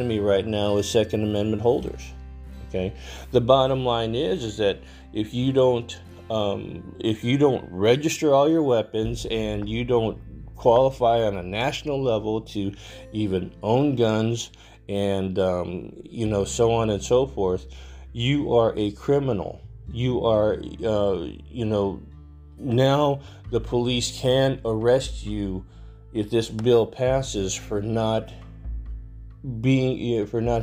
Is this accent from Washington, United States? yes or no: no; Texas, United States; my home state, great state of Texas